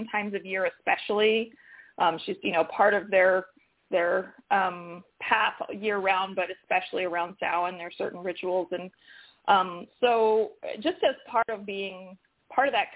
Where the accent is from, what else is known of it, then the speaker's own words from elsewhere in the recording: Santa Cruz Mountains, California, United States; I grew up in the Santa Cruz Mountains, so I was in a rural area surrounded by a lot of woods